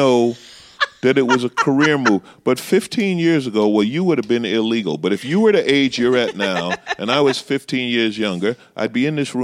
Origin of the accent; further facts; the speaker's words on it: New York City, New York, United States; I grew up in Queens, so you're around everybody